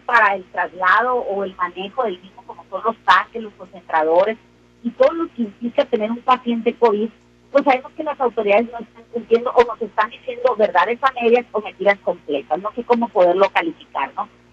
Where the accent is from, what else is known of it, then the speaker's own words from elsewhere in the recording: Sinaloa, Mexico; somos los sinaloenses, así hechos para adelante y atrabancados